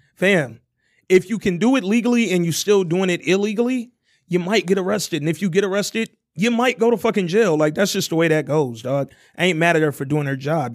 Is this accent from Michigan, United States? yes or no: yes; Oak Park, Michigan, United States; also born or lived in Alabama; walking to Scotia Stop right here in Oak Park.